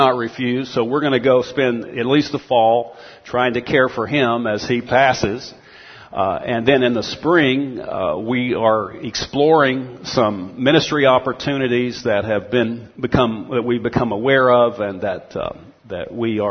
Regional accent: Texas, United States; moved away; I grew up in Texas, eventually went to the University of Texas at Austin

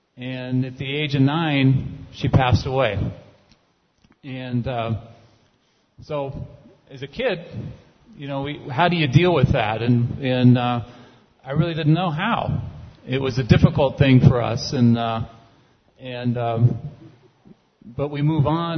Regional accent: California, United States; I grew up in California

